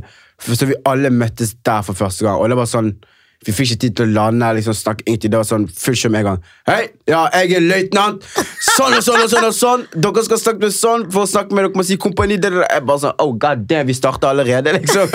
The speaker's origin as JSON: {"language": "Norwegian", "town": "Knarvik", "region": "Vestland", "country": "Norway", "said": "jeg kommer fra et sted ikke så langt unna fra Bergen, det heter Knarvik"}